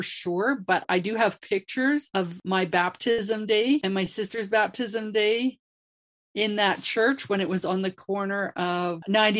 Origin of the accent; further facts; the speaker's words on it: Grand Prairie, Alberta, Canada; growing up in Grand Prairie. I did grow up in the Anglican church